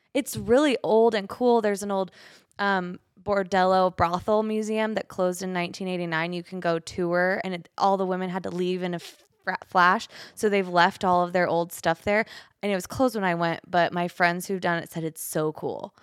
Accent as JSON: {"language": "English", "town": "Twin Falls", "region": "Idaho", "country": "United States", "tie": "born or raised there", "also_born_or_lived": "San Francisco", "said": "I grew up in Twin Falls"}